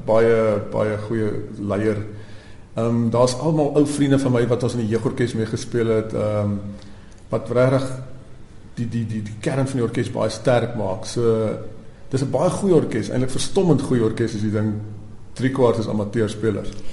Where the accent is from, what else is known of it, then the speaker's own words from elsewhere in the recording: Stellenbosch, Western Cape, South Africa; Ek het natuurlik op Stellenbosch groot geword